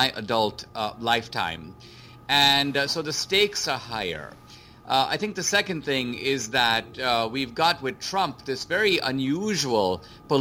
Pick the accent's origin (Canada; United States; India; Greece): India; moved away; I grew up in India under socialism